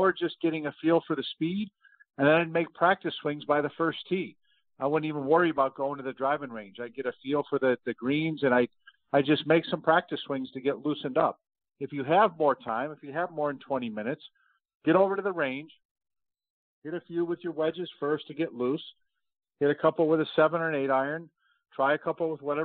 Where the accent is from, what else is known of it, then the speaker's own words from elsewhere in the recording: Rochester, New York, United States; moved away; I grew up in Rochester, New York